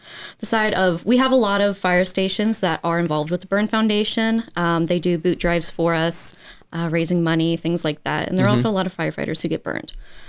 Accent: Aiken, South Carolina, United States; I'm actually from Aiken.

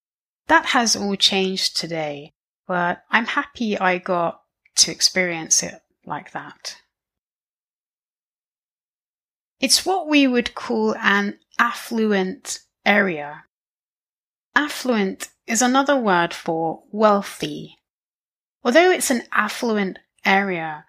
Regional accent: area to the west of London, South East England, United Kingdom; I'm British. More specifically, I'm from England. If you imagine looking at a map of the south of England, you'll see London on the right. Well, I'm from the area to the left of London. I'm perhaps biased, but for me, this was a fantastic place to grow up

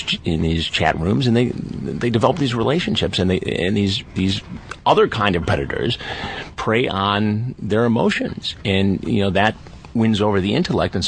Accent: Detroit, Michigan, United States; I grew up in Detroit

